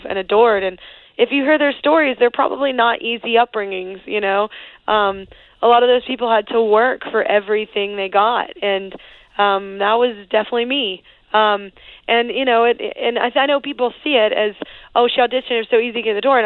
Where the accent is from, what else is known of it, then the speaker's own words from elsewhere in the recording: Texas, United States; I'm Texan. I grew up, like, in it, you know, like, and especially Texas country